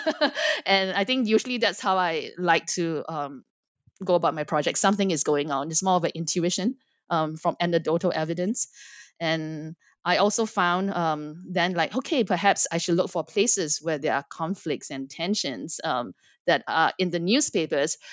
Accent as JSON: {"language": "English", "country": "Singapore", "tie": "born or raised there", "also_born_or_lived": "United States / Los Angeles", "moved": "as an adult", "said": "I am born and raised in Singapore, but spent quite a bit of my life in the United States"}